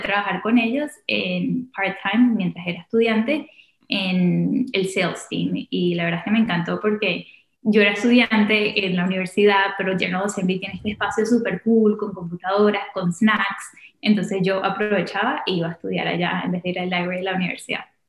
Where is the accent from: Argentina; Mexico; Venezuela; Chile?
Venezuela; Caracas, Capital District; moved away as an adult; also born or lived in Washington, D.C., United States; now in United States; nací y crecí en Caracas. A los 18 me vine a estudiar a, Estados Unidos.